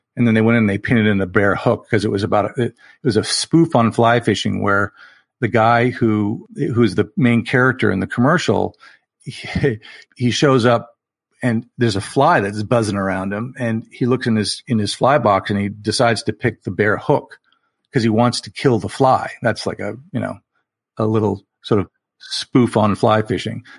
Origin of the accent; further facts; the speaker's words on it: Southern California, United States; I was born and raised in Southern California, which is where I live now